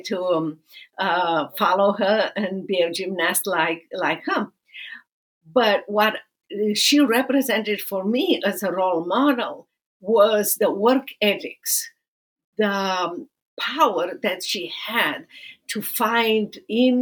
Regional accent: Romania; moved away as an adult; now in Dallas, United States; I'm originally from Romania, and I live now in Dallas, Texas

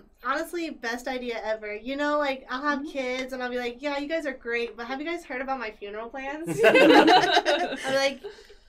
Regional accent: Utah, United States; We're also from Utah.

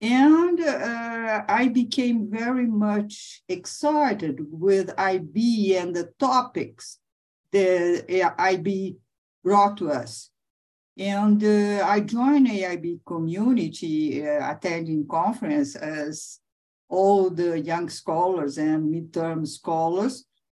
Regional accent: São Paulo, Brazil; English is a second language; also born or lived in United States; I grew up in São Paulo, Brazil. I was born, raised, and I'm still living in Brazil, although I enjoy living abroad very much.

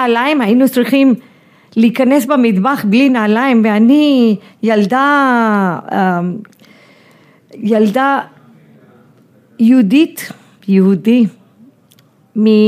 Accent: India; moved away as an adult; now in Tel Aviv, Israel; הוא גם היה קצין גבוה מהצבא, אז גדלתי כן. ממש בצבא ההודי

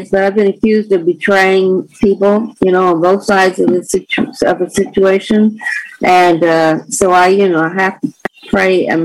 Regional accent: the South, United States; now in California, United States; the rules and regulations that didn't make sense to me that were a part of growing up in the South.

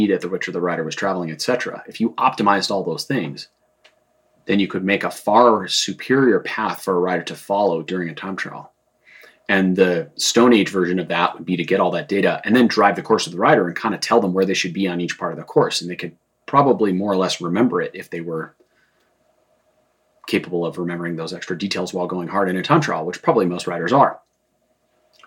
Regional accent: Boulder, Colorado, United States; I grew up in Boulder. We had a home in the foothills above Boulder.

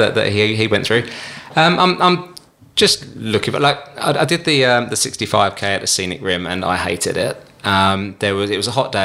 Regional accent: England, United Kingdom; I'm too English

